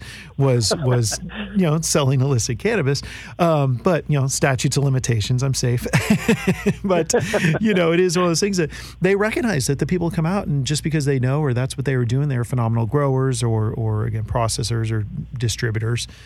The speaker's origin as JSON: {"language": "English", "area": "Marin County, Bay Area", "region": "California", "country": "United States", "tie": "born or raised there", "said": "Marin County, where I grew up in the Bay Area"}